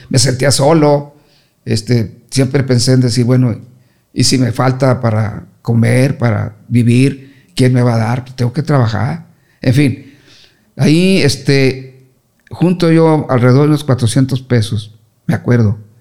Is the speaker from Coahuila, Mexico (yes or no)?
yes; Torreón, Coahuila, Mexico; moved away as an adult; also born or lived in Chihuahua / Ciudad Juárez; yo siempre salí de, de Torreón a Juárez